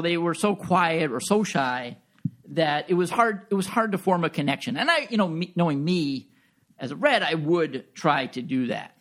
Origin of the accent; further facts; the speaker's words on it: Long Island, New York, United States; moved away as an adult; also born or lived in Buffalo, New York / Orchard Park, New York; I'm originally from Long Island, suburb of New York City